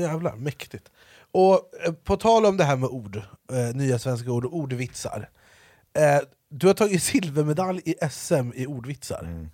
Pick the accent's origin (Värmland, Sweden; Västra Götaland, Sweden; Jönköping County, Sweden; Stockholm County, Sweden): Stockholm County, Sweden; Jordbro; jag är uppvuxen i Jordbro